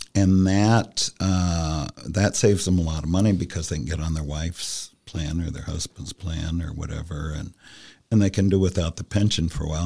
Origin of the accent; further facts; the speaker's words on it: Columbus, Ohio, United States; also born or lived in New York City; I'm from Columbus